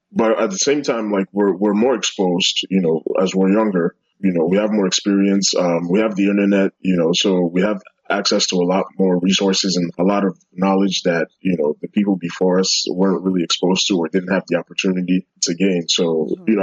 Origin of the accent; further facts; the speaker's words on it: New York, United States; also born or lived in London, United Kingdom / Abuja, Nigeria; I grew up in a bunch of places. I, I grew up in New York and London, and a little bit in Abuja too. So, like, I have like a little of a mixed bag, like, of experiences, you know.